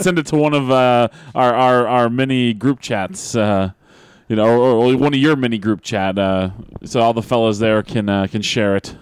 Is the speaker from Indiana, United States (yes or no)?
no; New Hampshire, United States; my home state of, of New Hampshire